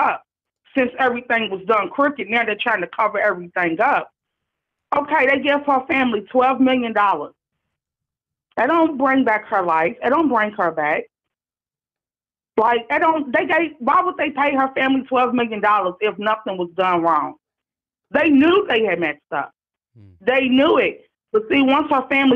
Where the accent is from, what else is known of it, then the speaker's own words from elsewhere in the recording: Louisville, Kentucky, United States; I'm calling from Louisville, Kentucky. I was born and raised here.